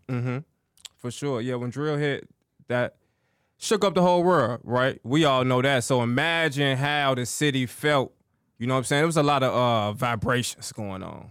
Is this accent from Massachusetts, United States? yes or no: no; Chicago, Illinois, United States; I'm from the south side of Chicago